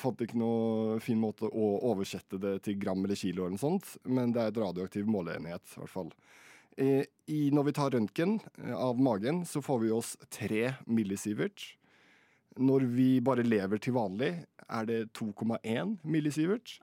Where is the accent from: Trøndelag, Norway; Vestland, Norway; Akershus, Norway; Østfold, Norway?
Østfold, Norway; Fredrikstad; Jeg er fra Fredrikstad